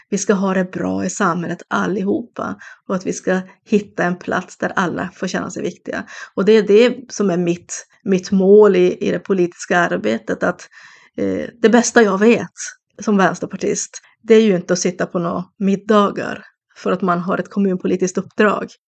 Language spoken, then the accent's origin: Swedish; Norrbotten County, Sweden; även att vara Tornedaling är någonting som jag är väldigt stolt över att få vara.